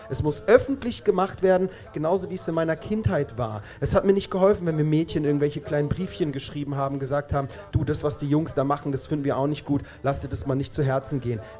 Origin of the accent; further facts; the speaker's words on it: Israel; German is a second language; Und meine Antwort war, ich bin Jude und ich komme aus Israel.